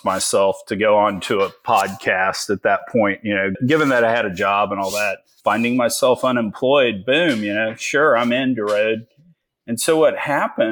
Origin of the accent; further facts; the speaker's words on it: Richmond, Texas, United States; I grew up in small town Richmond, Texas